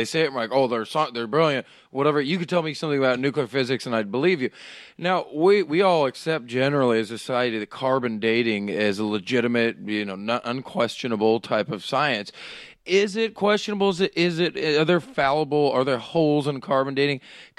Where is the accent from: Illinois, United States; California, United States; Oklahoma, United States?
Oklahoma, United States